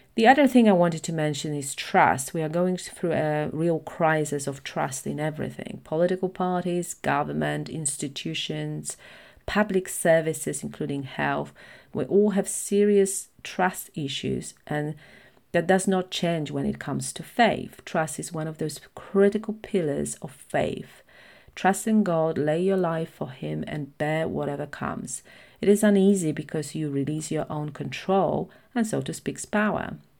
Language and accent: English; Poland; at that time, Poland was predominantly Catholic, so it still is, but it's shifting with more liber-, uh, liberal i-, ideologies. So, most of my friends went to church, we had religion at school